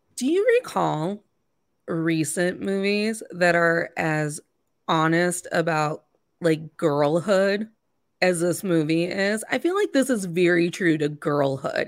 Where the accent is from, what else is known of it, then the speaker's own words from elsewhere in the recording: Indiana, United States; I grew up in Indiana